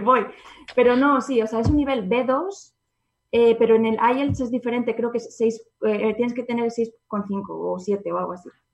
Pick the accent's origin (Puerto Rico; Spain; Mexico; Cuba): Spain; Zamora, Castile and León; moved away as an adult; also born or lived in England; está cerca de mi casa porque yo soy de Zamora.